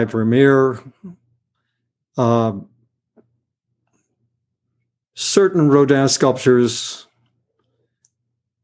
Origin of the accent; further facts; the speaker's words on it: West Virginia, United States; I'm a big bluegrass guy because I grew up in West Virginia